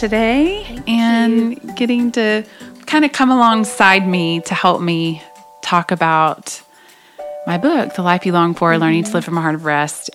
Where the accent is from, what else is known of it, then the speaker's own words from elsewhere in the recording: Oklahoma, United States; I grew up in Oklahoma